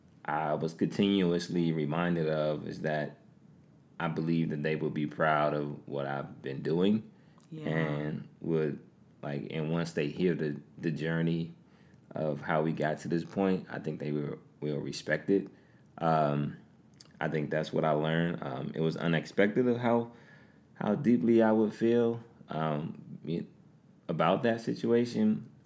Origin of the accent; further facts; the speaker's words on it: Washington, District of Columbia, United States; when people ask you, are you from D.C. or where are you from, and you say D.C., they essentially ask what part or where in D.C. are you from?